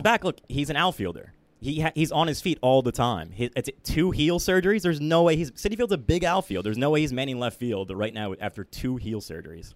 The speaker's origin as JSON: {"language": "English", "town": "Babylon", "region": "New York", "country": "United States", "also_born_or_lived": "Upper East Side, Manhattan", "moved": "as an adult", "lives_now": "New York City, United States", "said": "I'm from Babylon. Yeah, moved to the Upper East Side about two years ago now"}